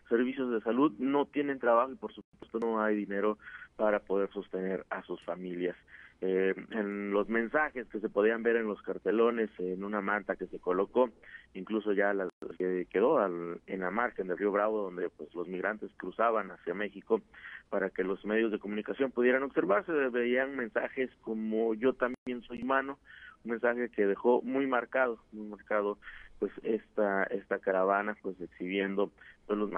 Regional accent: Haiti; Yo soy haitiano.

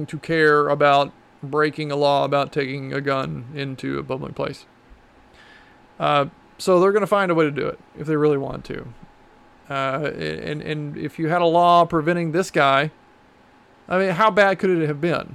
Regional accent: Texas, United States; I'm also from Texas, and I grew up shooting guns, and I've been around guns my whole life

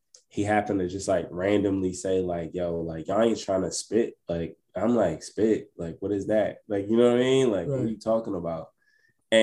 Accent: New Jersey, United States; I'm currently in Jersey, born and raised

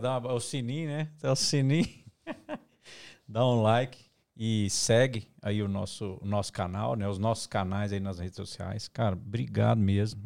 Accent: Minas Gerais, Brazil; gente é mineiro aqui

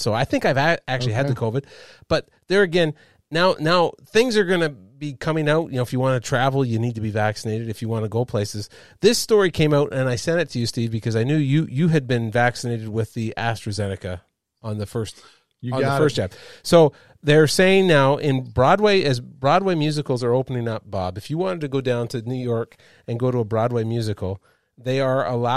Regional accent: Montreal, Quebec, Canada; moved away; I'm a Montrealer

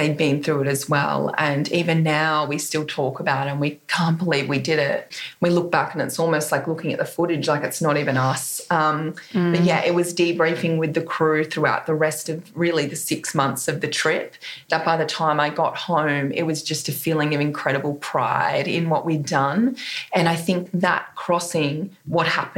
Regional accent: Coffs Harbour, New South Wales, Australia; coming into my hometown of Coffs Harbour where I grew up

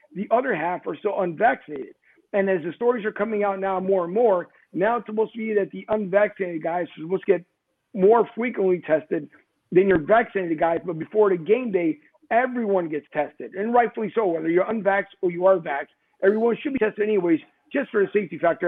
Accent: Philadelphia, Pennsylvania, United States; now in Florida, United States; Philly's with me no matter where I go

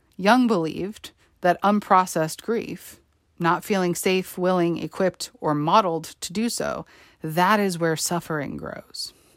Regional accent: New York, United States; Growing up in New York, and attending high school on Staten Island on September eleventh, two thousand one

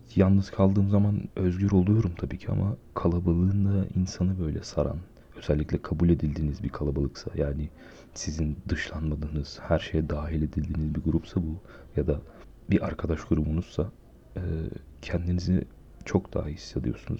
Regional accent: Aegean Region, Turkey; moved away; ben memleketimde e, Ege bölgesinde bir şehirde yaşıyorum.

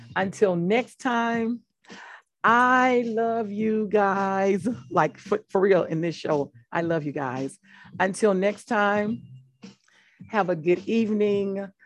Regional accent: Mississippi, United States; I'm from Mississippi and from being from Mississippi

